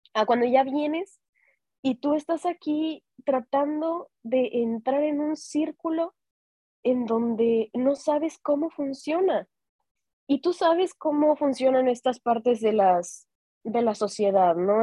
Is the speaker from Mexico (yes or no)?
yes; Mexico; moved away; yo soy ah, orgullosamente mexicana